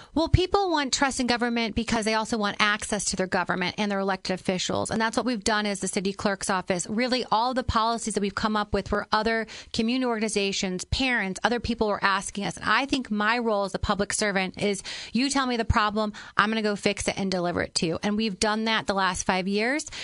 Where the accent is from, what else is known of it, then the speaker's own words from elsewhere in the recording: Granite City, Illinois, United States; now in Chicago, United States; I am a girl from Granite City.